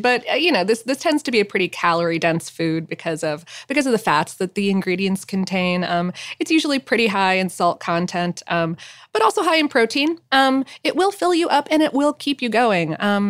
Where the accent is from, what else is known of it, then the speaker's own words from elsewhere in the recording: Fort Lauderdale, Florida, United States; Some folks don't include the salami, and that is, in fact, the way that I had it growing up in Fort Lauderdale.